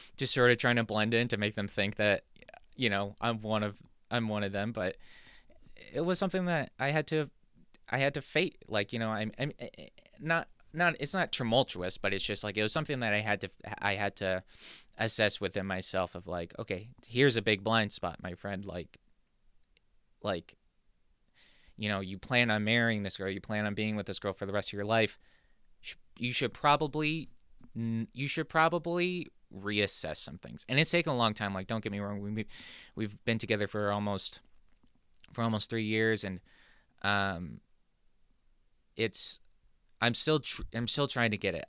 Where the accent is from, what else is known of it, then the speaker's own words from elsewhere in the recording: San Diego, California, United States; moved away as an adult; now in New Jersey, United States; growing up in California